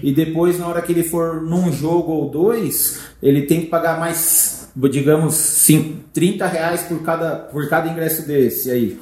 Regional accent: Brazil; nós brasileiros

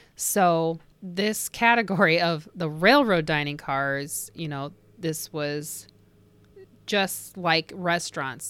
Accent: Indiana, United States; from Indiana, my home state

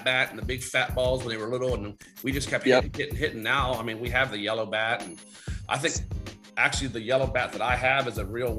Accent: Pennsylvania, United States; moved away; I'm from Pennsylvania originally, and from my hometown

